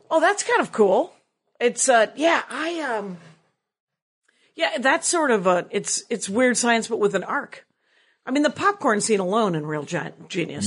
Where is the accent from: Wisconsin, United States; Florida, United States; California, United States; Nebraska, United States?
Wisconsin, United States; Milwaukee; growing up in Milwaukee